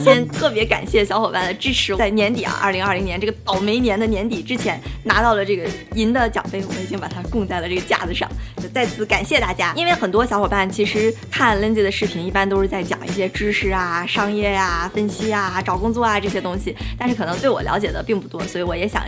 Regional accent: Dalian, Liaoning, China; moved away as an adult; also born or lived in Beijing / New York; 家乡是在我们中国大东北的最南端的一个城市

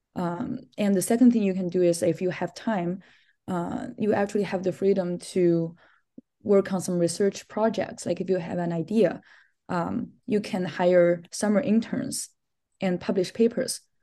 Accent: China; moved away as an adult; also born or lived in Minnesota, United States; I'm originally from China

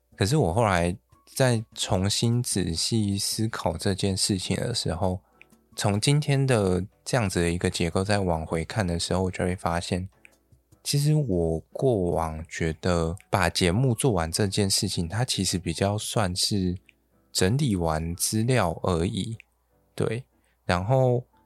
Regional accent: Yilan County, Taiwan; 我是从宜兰来的，那宜兰不就是一个东北季风很冷

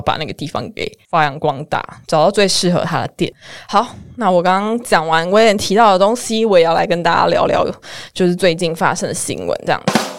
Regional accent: Kaohsiung, Taiwan; 因为上可能不小心上一次那个台风，我们高雄人就是放了两天假

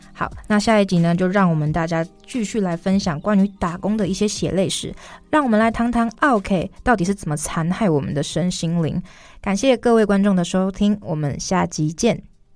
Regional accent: Kaohsiung, Taiwan; 我自己虽然是，呃，出生在高雄南部，我自己觉得自认为台语不错

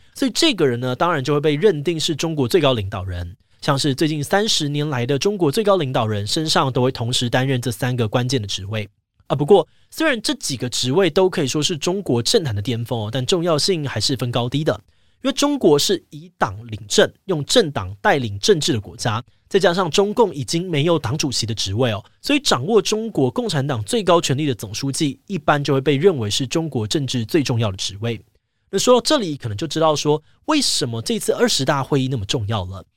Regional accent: Taiwan; 我们身为台湾人

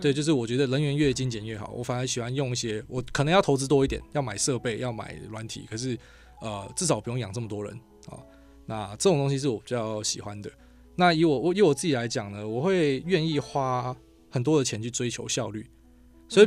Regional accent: Miaoli County, Taiwan; 我苗栗人

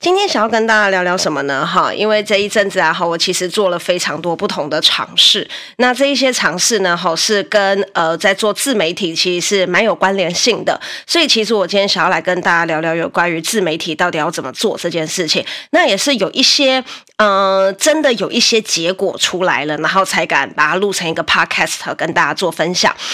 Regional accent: Taiwan; 我们台湾人

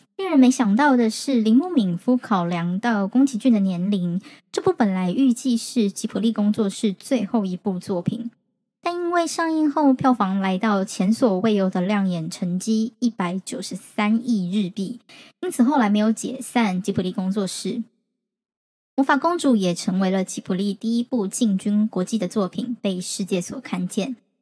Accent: Taiwan; 我们台湾这边

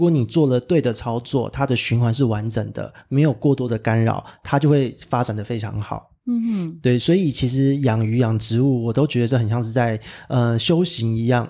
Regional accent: Taipei, Taiwan; 因为我是台北人，就完全没有感受到那么强烈的地震

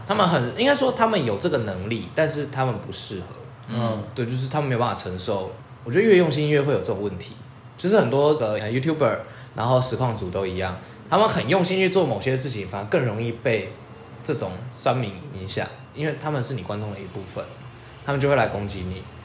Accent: southern Taiwan, Taiwan; now in Taipei, Taiwan; 因为我就是个南部人

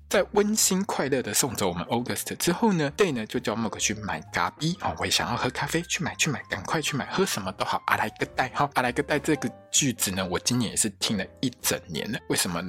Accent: Taiwan; 我们台湾人

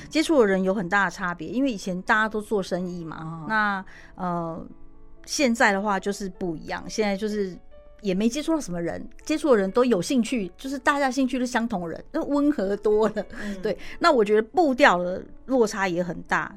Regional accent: Taiwan; 我们台湾人可能吃冷便当觉得不习惯

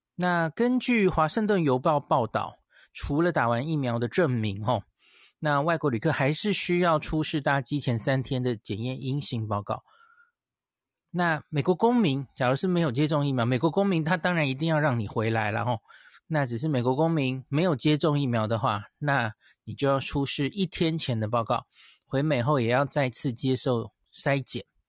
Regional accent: Taiwan; 然后我们这里也没有很奇怪的什么台湾变种病毒哦

